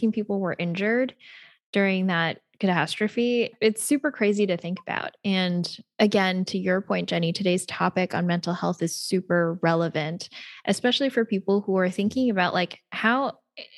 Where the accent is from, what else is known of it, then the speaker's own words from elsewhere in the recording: United States; accent: American; my American accent